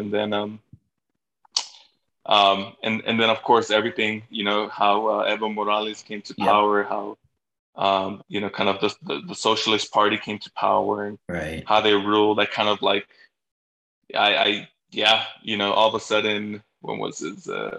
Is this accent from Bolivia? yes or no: yes; Bolivia; moved away; I'm not gonna tell people I'm from Bolivia because nobody even knows where Bolivia's at.